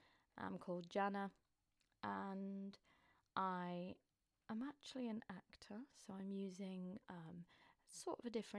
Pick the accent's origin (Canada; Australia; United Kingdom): United Kingdom; Northern England; accent: Northern; now in London, United Kingdom; I live in London. I'm originally from up north, so you'll hear a bit in my accent. Although I've been living with Southerners for quite a bit now, so sometimes the Southern traits sometimes trickle into my words sometimes. But yeah, still a Northerner technically.